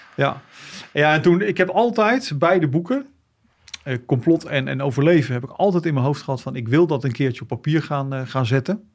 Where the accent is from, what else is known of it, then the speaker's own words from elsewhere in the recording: The Hague, South Holland, Netherlands; also born or lived in Kosovo; Opgegroeid in, in Den Haag.